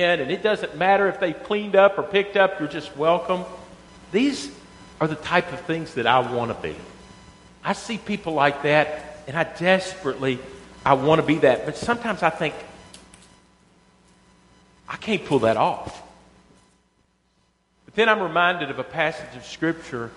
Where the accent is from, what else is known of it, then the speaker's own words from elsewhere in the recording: Western Kentucky, United States; I was from Western Kentucky